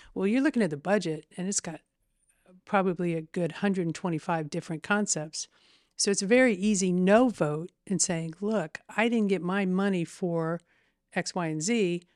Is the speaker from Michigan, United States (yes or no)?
no; Terre Haute, Indiana, United States; I am fifty-five years old and I've probably lived there maybe fifty-two